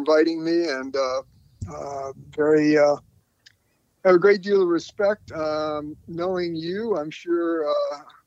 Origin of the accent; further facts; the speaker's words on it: North Carolina, United States; also born or lived in New York City; moved to North Carolina, my family, when I was seven